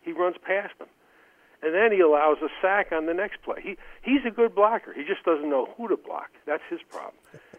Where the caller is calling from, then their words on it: Albany, New York, United States; in Albany.